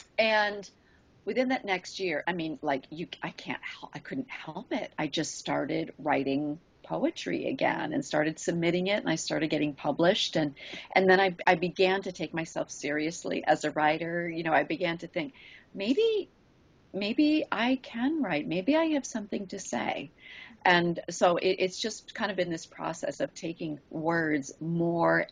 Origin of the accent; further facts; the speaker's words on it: New Hampshire, United States; moved away as an adult; also born or lived in Kodiak, Alaska; now in Alaska, United States; I grew up in New Hampshire